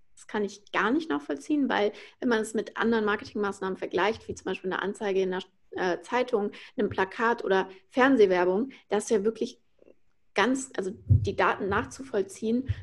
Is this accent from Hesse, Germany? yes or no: yes; Frankfurt, Hesse, Germany; moved away as an adult; now in Berlin, Germany; Ich bin aus Frankfurt, ähm, bin gerade nach Berlin gezogen jetzt 2020